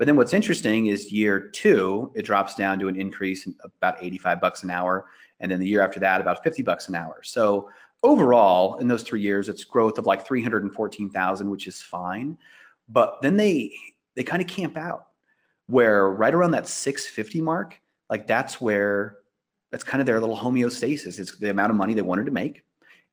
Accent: Iowa, United States; I grew up in Iowa

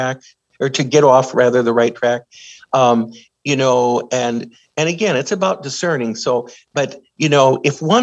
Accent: Aberdeen, South Dakota, United States; also born or lived in Madison, Minnesota; I grew up in Aberdeen and was a member of Sacred Heart Parish, and then went to 12 years of Catholic school in Aberdeen

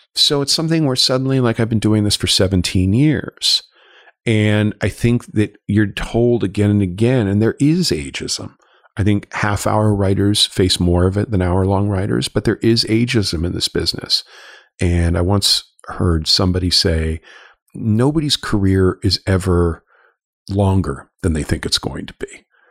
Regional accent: Los Angeles, California, United States; moved away as an adult; I grew up in Los Angeles. I'm, I'm a, I'm a, I'm a native but a prodigal son who moved back here

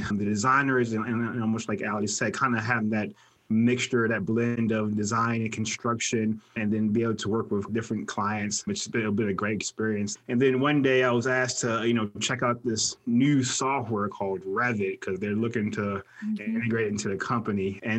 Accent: East Coast, United States; now in Las Vegas, United States; I'm originally from the East Coast and migrated west to get away from the snow and the cold.

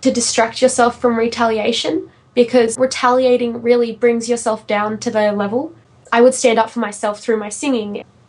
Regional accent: Sydney, New South Wales, Australia; I'm from Sydney in Australia.

